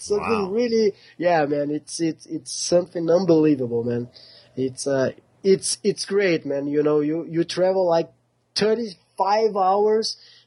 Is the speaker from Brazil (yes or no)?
yes; Porto Alegre, Rio Grande do Sul, Brazil; we are from extreme south Brazil. Our city is called Porto Alegre